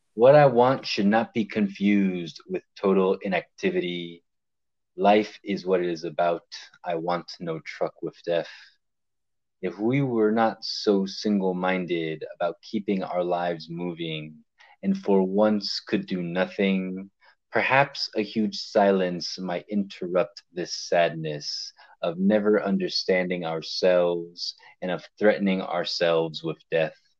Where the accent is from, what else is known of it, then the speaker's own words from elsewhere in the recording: Miami, Florida, United States; also born or lived in Hialeah, Florida; now in New Orleans, United States; me being of Cuban descent and growing up in Miami, Florida, for being born in Hialeah